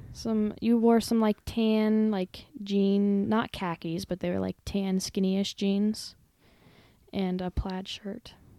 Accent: Gillette, Wyoming, United States; I was born and raised right here in Gillette, Wyoming

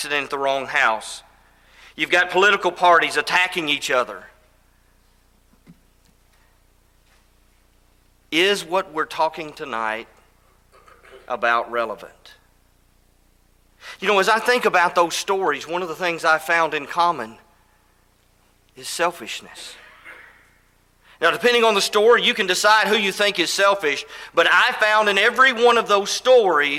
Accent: Elizabethtown, Kentucky, United States; also born or lived in Tennessee; now in Alabama, United States; I grew up in Elizabethtown, Kentucky.

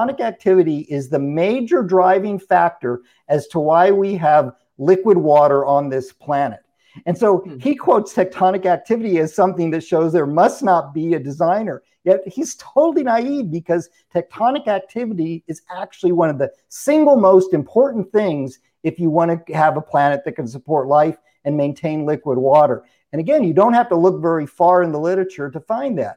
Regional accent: California, United States; moved away; I'm originally from California

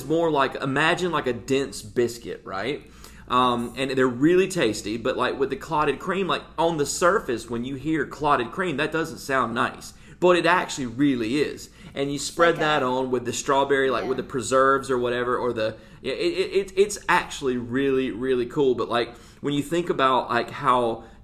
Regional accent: United States; as an American

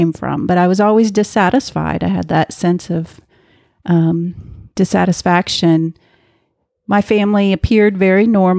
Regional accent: Kansas, United States; Well, I grew up in the middle of the country in a middle-class family

